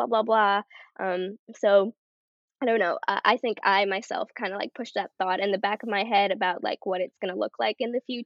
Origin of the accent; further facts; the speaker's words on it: Canada; I'm Canadian